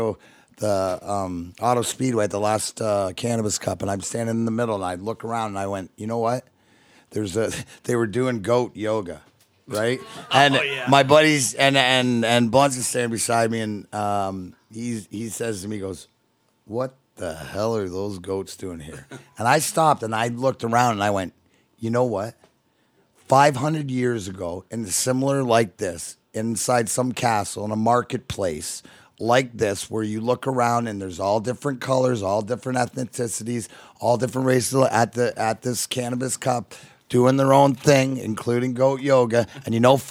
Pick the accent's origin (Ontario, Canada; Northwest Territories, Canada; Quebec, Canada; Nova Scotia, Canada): Ontario, Canada; Leamington; also born or lived in Michigan, United States; now in Florida, United States; I reside in Florida, but, you know, I'm consider myself stepson of Michigan and reside up here, but I am Canadian. I'm from Leamington